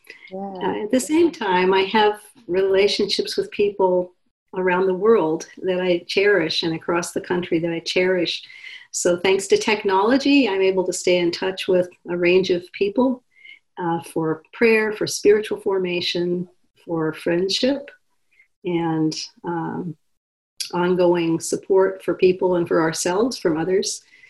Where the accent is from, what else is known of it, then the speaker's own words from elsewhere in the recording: Pacific Northwest, United States; also born or lived in Alaska; But I didn't grow up here. I grew up mostly in the Pacific Northwest and Alaska. So Oregon, Washington, Montana is not in the Pacific Northwest.